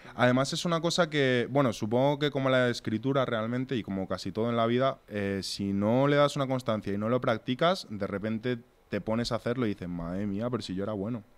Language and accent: Spanish; Torrejón de Ardoz, Community of Madrid, Spain; nosotros venimos de Torrejón